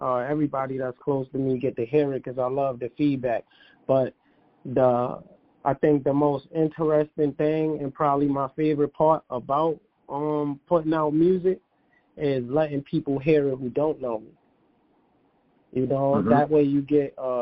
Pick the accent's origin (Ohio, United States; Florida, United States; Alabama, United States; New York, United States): New York, United States; New York City; my hometown of Brooklyn, New York